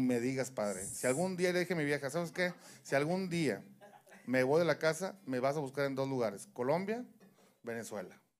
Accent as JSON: {"language": "Spanish", "town": "Monterrey", "region": "Nuevo León", "country": "Mexico"}